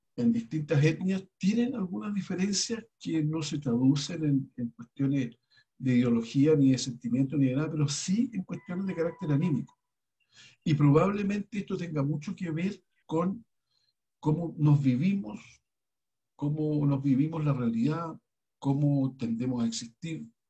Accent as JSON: {"language": "Spanish", "country": "Chile", "said": "somos los chilenos"}